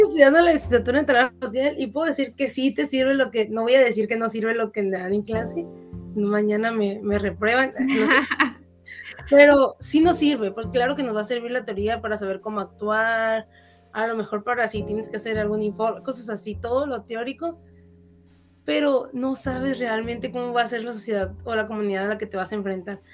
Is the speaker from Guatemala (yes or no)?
no; Mexico; somos el futuro de México